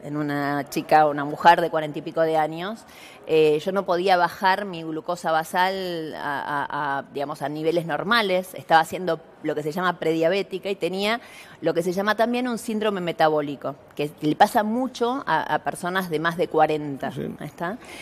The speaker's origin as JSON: {"language": "Spanish", "region": "Buenos Aires", "country": "Argentina", "tie": "born or raised there", "moved": "yes", "lives_now": "Pilar, Argentina", "said": "yo hoy vivo en un barrio privado en Pilar, pero nací en Villa Soldati"}